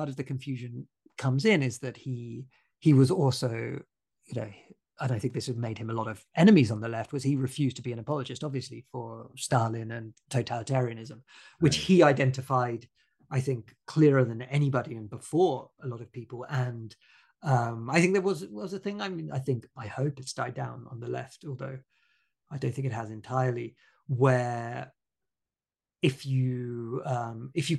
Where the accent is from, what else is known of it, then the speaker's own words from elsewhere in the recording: Bournemouth, South West England, United Kingdom; So I grew up in Bournemouth in Dorset.